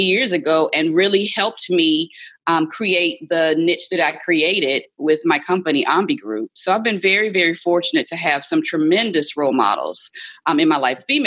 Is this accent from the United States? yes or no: yes; Baton Rouge, Louisiana, United States; moved away as an adult; also born or lived in Atlanta, Georgia / New Orleans, Louisiana; Growing up in Baton Rouge, Louisiana